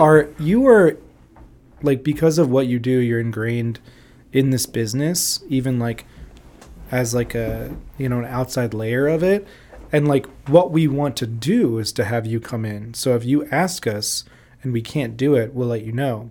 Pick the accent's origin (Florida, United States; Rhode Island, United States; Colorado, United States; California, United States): Florida, United States; Orlando; moved away as an adult; also born or lived in Jackson, Mississippi / New Orleans, Louisiana; now in Chicago, United States; I grew up in Florida in the early two thousands